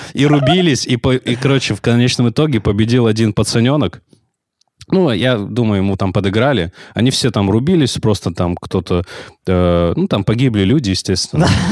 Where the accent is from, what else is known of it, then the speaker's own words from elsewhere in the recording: Nartkala, Kabardino-Balkaria, Russia; я же из Нордкалы, это очень, это ну, невероятно маленький город